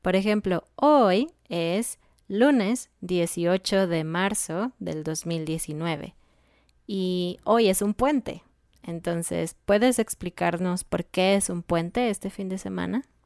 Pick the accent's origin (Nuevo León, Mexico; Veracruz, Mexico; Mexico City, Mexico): Mexico City, Mexico; somos de Ciudad de México, entonces somos chilangos